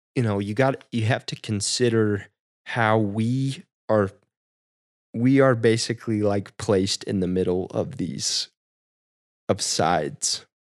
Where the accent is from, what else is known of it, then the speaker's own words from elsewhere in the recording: Midwest, United States; growing up in the Midwest, small town